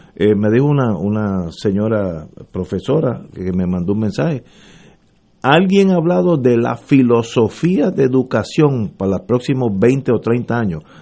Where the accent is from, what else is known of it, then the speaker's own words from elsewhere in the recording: Puerto Rico; yo soy puertorriqueño y moriría aquí